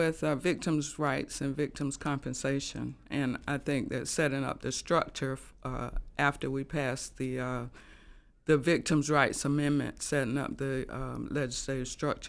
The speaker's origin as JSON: {"language": "English", "town": "Laurinburg", "region": "North Carolina", "country": "United States", "tie": "born there", "said": "Well, I was born in Laurinburg."}